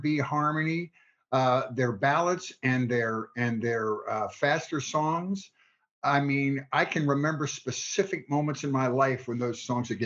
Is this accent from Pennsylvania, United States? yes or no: yes; Philadelphia, Pennsylvania, United States; I was from Philadelphia